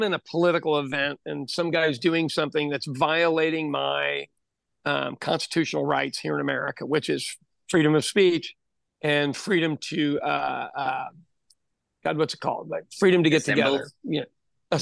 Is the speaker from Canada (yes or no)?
no; Ireland; As an Irish person